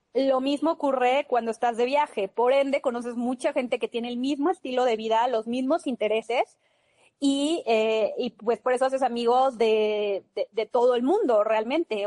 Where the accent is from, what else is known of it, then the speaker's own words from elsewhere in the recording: Mexico; somos mexicanos